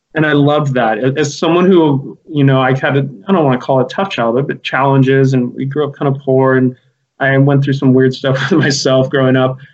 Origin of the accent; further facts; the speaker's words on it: Santa Cruz, California, United States; I was born and raised in Santa Cruz